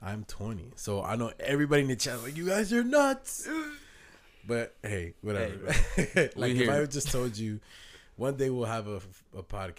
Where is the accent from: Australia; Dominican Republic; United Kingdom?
Dominican Republic; I'm Dominican, so we all in the Caribbean. We family.